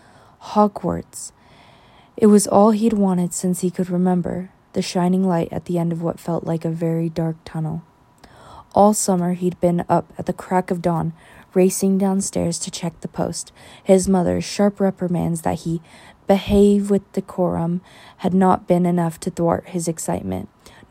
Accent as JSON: {"language": "English", "country": "United States", "said": "I am American"}